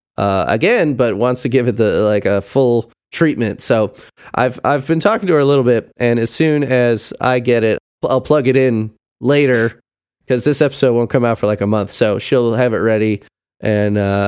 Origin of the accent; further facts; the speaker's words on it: Illinois, United States; I grew up in Illinois